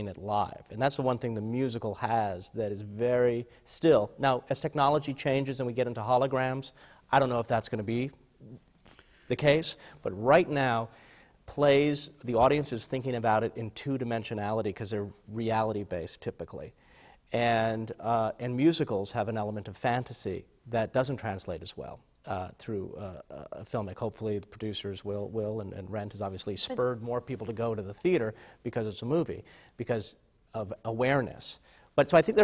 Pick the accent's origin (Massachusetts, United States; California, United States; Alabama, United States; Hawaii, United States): Hawaii, United States; growing up in Hawaii